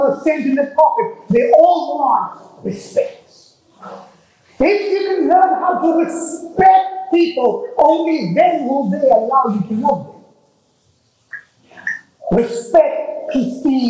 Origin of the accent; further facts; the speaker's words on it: Texas, United States; I'm from Texas